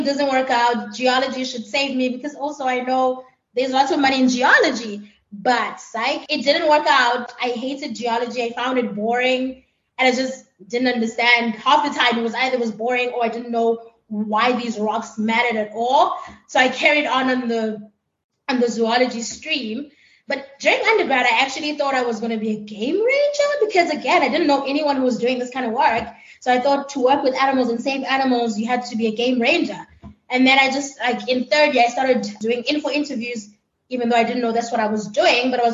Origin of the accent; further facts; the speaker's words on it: Pietermaritzburg, KwaZulu-Natal, South Africa; moved away as an adult; also born or lived in Kruger National Park, South Africa; now in United States; I am from Pietermaritzburg. I'm currently working and living in the United States.